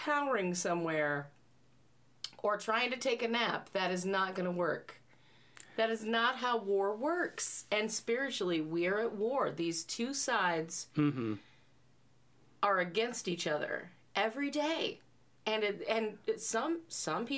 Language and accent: English; United States; We're American